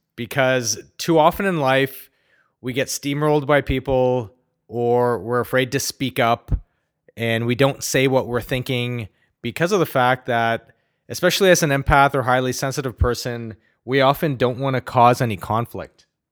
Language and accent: English; Ottawa, Ontario, Canada; growing up in Ottawa, great place by the way